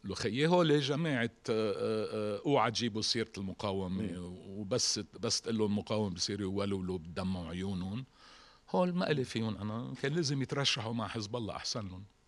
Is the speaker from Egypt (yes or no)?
no; Lebanon; عندنا بلبنان